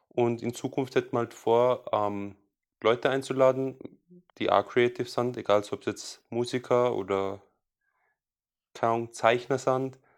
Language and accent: German; Salzburg, Austria; Ist wurscht, wo ich herkomme, ich bin aus Salzburg.